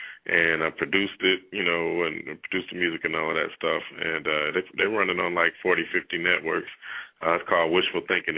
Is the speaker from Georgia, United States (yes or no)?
yes; Atlanta, Georgia, United States; It's like, you know, I'm from Atlanta, and it's a huge wrestling city, you know what I'm saying?